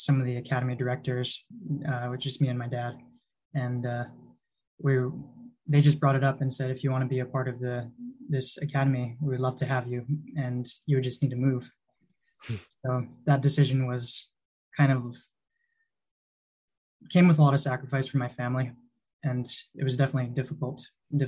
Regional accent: Hawaii, United States; now in Seattle, United States; I grew up in Hawaii

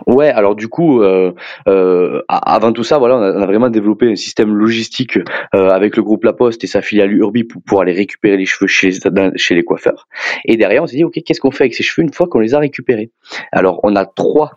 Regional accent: southern France, France; accent: southern French; moved away as an adult; also born or lived in Clermont-Ferrand; vous entendrez sûrement mon accent que je suis plus originaire du sud de la France

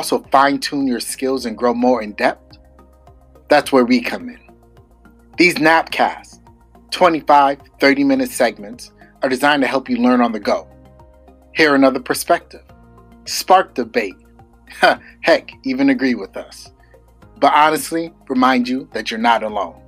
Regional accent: New York, United States; I'm definitely a New Yorker

